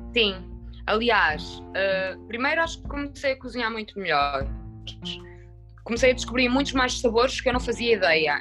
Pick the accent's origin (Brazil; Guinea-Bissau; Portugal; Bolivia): Portugal; Minho, Norte; eu que venho do Minho, sou minhota